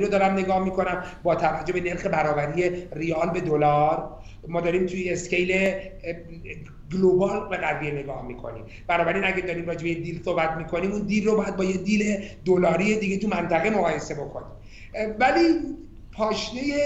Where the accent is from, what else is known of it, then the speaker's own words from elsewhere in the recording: Iran; من ایرانیم